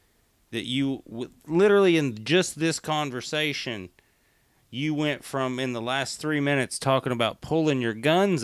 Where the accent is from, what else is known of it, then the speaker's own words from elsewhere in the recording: East Tennessee, United States; I come from East Tennessee in the mountains.